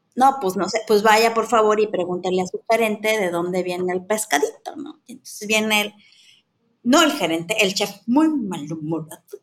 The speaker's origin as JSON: {"language": "Spanish", "region": "Mexico City", "country": "Mexico", "tie": "born or raised there", "said": "Yo soy chilanga, crecí en la Ciudad de México"}